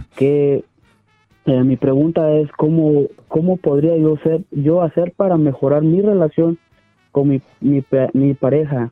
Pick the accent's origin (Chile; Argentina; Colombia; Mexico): Mexico; Ciudad Hidalgo, Chiapas; moved away; also born or lived in Tijuana / Sonora